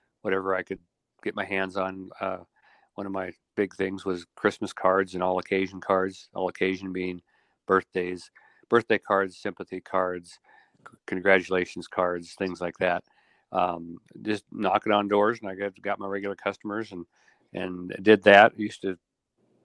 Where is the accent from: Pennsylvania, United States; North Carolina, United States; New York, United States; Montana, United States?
Montana, United States; moved away as an adult; also born or lived in Spokane, Washington / Idaho / Arizona; now in Idaho and Arizona, United States; they moved back to Montana, where I grew up to be what I always refer to as a redneck nerd.